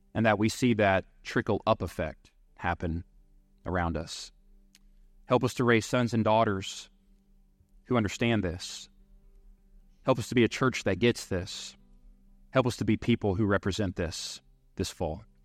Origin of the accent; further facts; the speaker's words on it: Seven Points, Texas, United States; I grew up in Seven Points, Texas